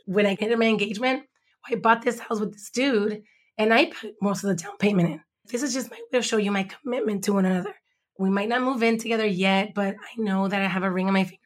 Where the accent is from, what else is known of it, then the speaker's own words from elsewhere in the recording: Los Angeles, California, United States; now in Compton, United States; I grew up in Watts, born in East L